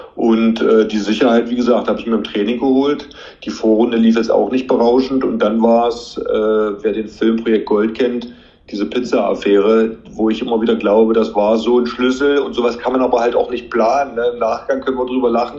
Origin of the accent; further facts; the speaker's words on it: Magdeburg, Saxony-Anhalt, Germany; Ich bin ja gebürtiger Magdeburger